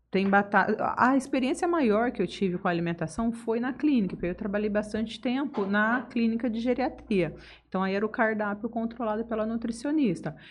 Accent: Votuporanga, São Paulo, Brazil; moved away as an adult; also born or lived in Ariquemes, Rondônia; now in Jales, Brazil; Rondônia com 4 anos para Votuporanga e Votuporanga fiquei até os 21

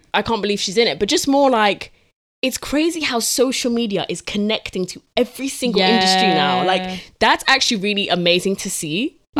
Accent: Essex, East of England, United Kingdom; I grew up in Essex

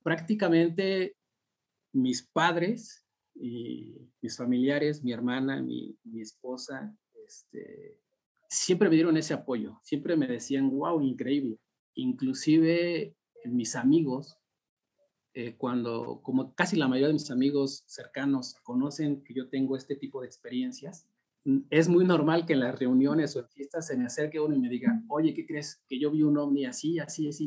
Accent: Mexico City, Mexico; yo crecí en el Ajusco

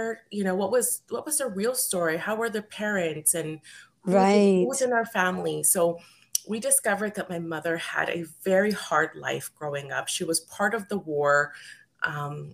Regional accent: Edmonton, Alberta, Canada; I wasn't born in South America. I was born here in Edmonton, Alberta, but because I'm first generation Canadian

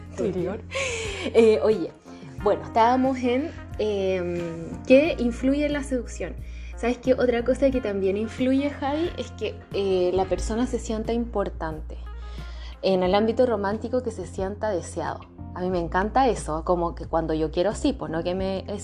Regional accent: Chile

